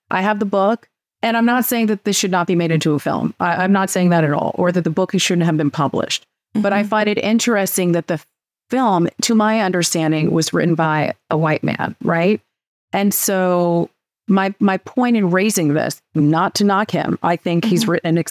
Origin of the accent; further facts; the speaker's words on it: California, United States; moved away as an adult; I am originally from California.